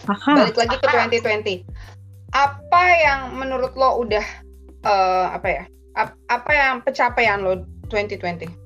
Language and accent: Indonesian; East Java, Indonesia; bu lu Jawa di mana sih bu gue kan Jawa Timur lu kan Jawa Tengah